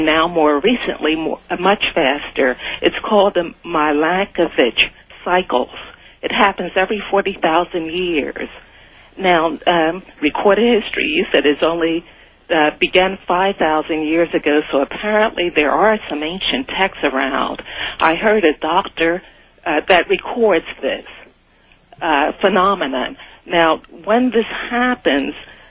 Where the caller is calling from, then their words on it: Philadelphia, Pennsylvania, United States; I'm calling from Philadelphia, Pennsylvania